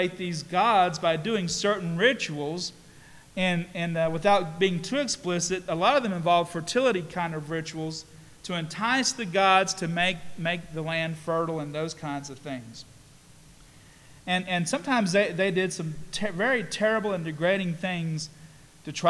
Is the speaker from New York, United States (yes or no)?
no; Statesville, North Carolina, United States; also born or lived in Canton, Ohio / Kingsport, Tennessee; here in Statesville and in Iredell County, where I spent most of my years, we had lots of farming around. I went to North Iredell High School